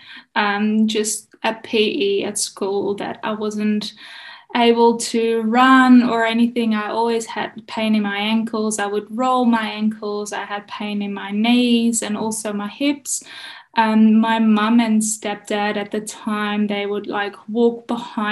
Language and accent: English; Netherlands; I grew up in the Netherlands